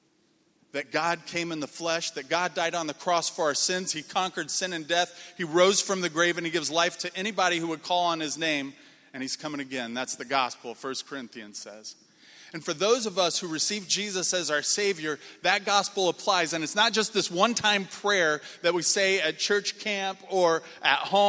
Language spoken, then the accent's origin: English; Indiana, United States; moved away; also born or lived in Minnesota; I grew up in Indiana, came to Crown